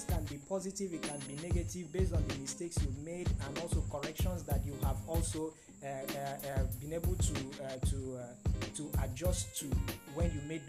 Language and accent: English; Nigeria; we are Nigerian students